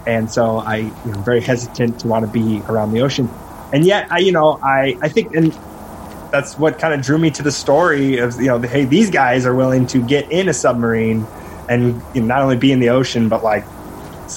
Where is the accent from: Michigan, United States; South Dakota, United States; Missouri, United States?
South Dakota, United States; I grew up in my home state of South Dakota, in the Midwest